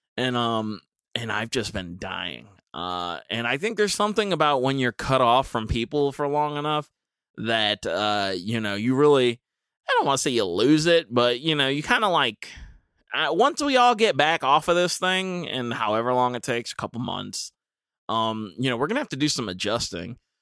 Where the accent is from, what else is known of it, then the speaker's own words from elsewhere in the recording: United States; as an American